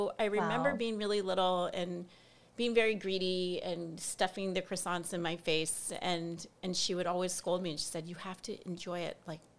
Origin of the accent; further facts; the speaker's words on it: Hawaii, United States; moved away as an adult; also born or lived in New York City; growing up in Hawaii